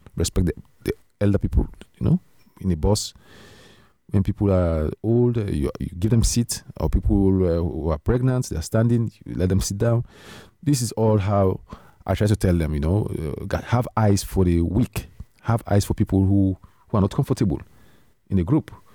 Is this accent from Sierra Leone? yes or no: yes; Sierra Leone; moved away as an adult; now in Netherlands; I came from Sierra Leone